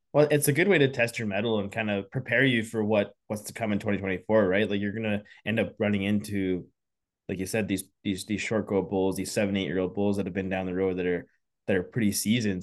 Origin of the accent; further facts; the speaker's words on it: Saskatchewan, Canada; moved away; also born or lived in Alberta; I grew up in Saskatchewan